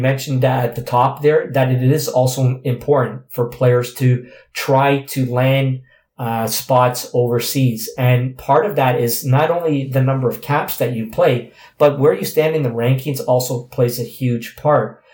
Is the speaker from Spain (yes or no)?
no; Canada; as Canadian players